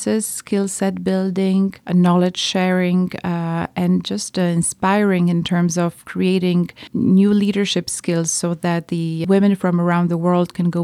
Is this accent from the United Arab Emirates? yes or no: no; Poland; I was born in Poland in 1972